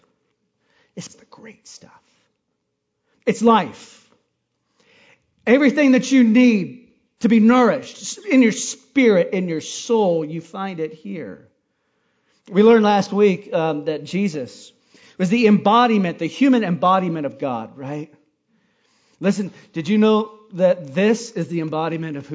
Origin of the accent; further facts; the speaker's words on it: Hawaii, United States; I grew up in Hawaii eating coconuts